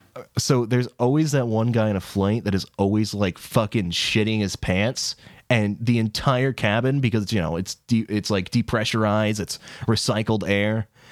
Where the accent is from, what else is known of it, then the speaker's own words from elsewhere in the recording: England, United Kingdom; We're English.